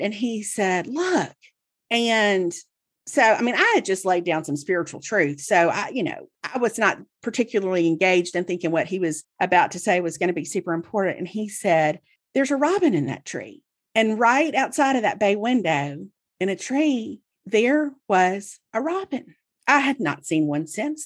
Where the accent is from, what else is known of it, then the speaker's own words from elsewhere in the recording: Mississippi, United States; I grew up in Mississippi, and so I read the Clarion Ledger every day, Jackson's newspaper